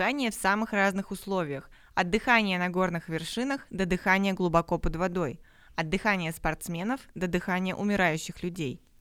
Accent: Belebey, Bashkortostan, Russia; А я из Башкортостана, город Белебей. Наш город небольшой, 60 тысяч

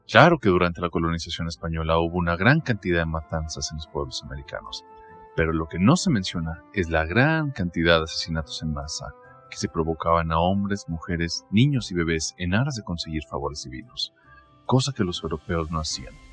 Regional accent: Mexico; soy mexicano, tengo 28 años y soy catedrático de universidad.

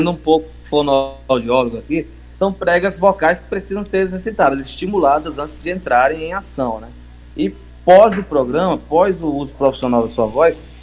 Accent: Codó, Maranhão, Brazil; also born or lived in Goiânia; now in São Luís, Brazil; eu já vim de Codó do Maranhão. Eu, eu, comecei aqui em São Luís no rádio, mas eu morei em vários, vários interiores

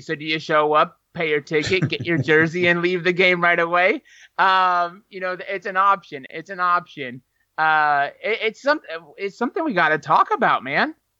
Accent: Northern Ohio, United States; now in Texas, United States; I come from Ohio. Uh, Northern Ohio

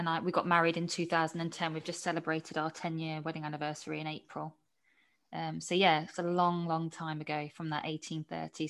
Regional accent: Camberley, South East England, United Kingdom; also born or lived in Scarborough, North Yorkshire; I was born in Yorkshire, but as you can tell from my accent, I didn't grow up in Yorkshire. Grew up in Surrey.

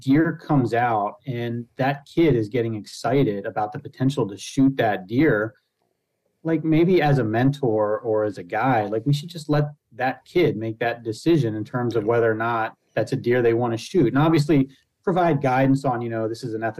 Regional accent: Pennsylvania, United States; now in Michigan, United States; I grew up in Pennsylvania

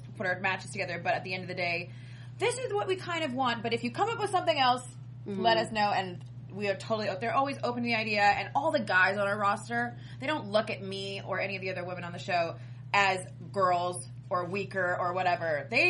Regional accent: Canada; You say I can't do this because I'm Canadian?

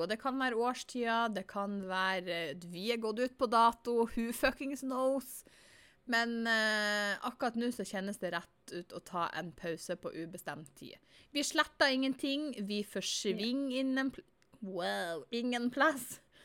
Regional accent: Northern Norway, Norway; Jeg er nordlending på godt og vondt

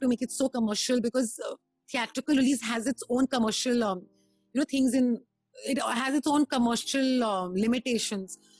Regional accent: Himachal Pradesh, India; I'm from Himachal

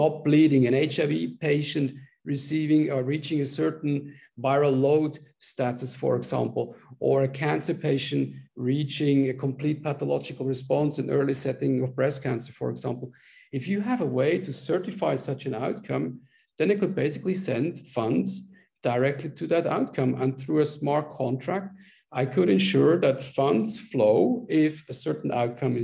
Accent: Switzerland; moved away as an adult; also born or lived in South Africa / China / Colombia / Ecuador; I am originally from Switzerland

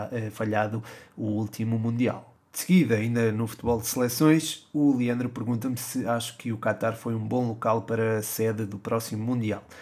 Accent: Coimbra, Centro, Portugal; born there; Uh, sim, nasci em Coimbra.

